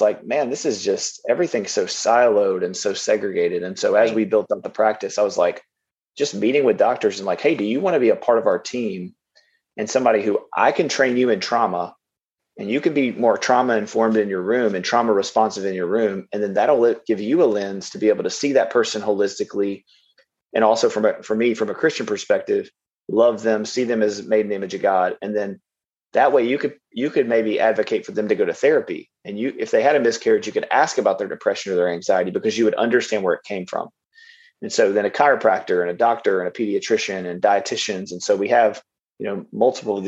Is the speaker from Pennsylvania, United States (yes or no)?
no; Louisiana, United States; also born or lived in Los Angeles, California; Came back to Louisiana, back to my hometown or home, and ended up in Shreveport, Louisiana, which is where I'm at now